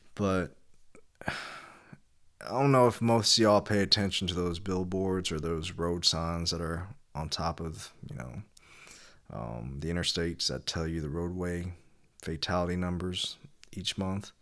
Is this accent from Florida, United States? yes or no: no; Kentucky, United States; I was born in Kentucky